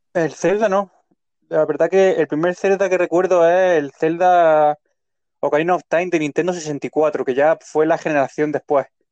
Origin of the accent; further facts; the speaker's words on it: Leruela, Jaén, Andalusia, Spain; Vengo del mismo pueblo que él, de Leruela